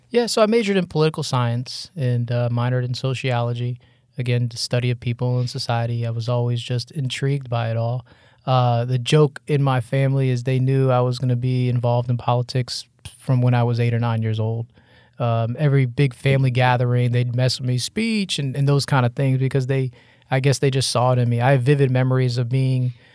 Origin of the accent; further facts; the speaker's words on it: Margate, Florida, United States; moved away as an adult; also born or lived in Hollywood, Florida; now in Tallahassee, United States; I grew up in Margate, Coral Springs, North Lauderdale